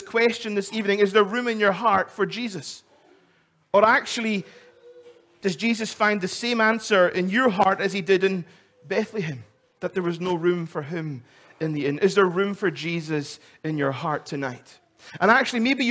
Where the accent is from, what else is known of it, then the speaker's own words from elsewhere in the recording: Isle of Lewis, Scotland, United Kingdom; I come from the Isle of Lewis